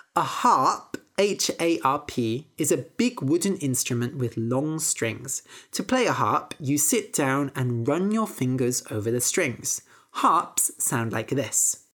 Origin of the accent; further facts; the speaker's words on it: Bath, South West England, United Kingdom; also born or lived in Bristol; I grew up in Bath.